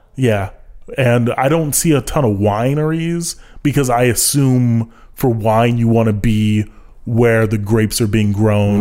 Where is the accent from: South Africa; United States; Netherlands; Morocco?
United States; I'm American